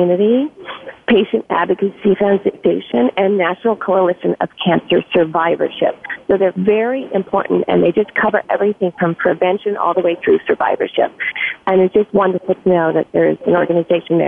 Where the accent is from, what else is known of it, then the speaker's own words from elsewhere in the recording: Los Angeles, California, United States; I grew up in Los Angeles